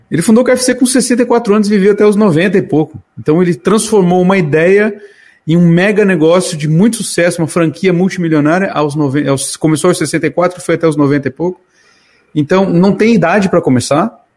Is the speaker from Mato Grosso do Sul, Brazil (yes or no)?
no; Santa Catarina, Brazil; born there; Eu nasci no interior de Santa Catarina.